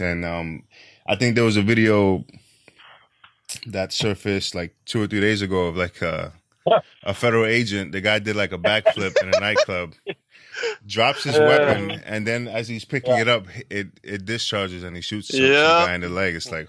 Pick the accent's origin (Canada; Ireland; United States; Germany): United States; New York City, New York; I'm from New York City, and I think, you know, it's mostly like a liberal city.